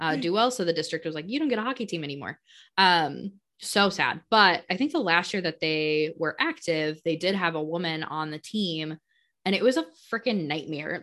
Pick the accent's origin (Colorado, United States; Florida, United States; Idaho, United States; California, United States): Colorado, United States; now in Wisconsin, United States; I'm, I'm from Colorado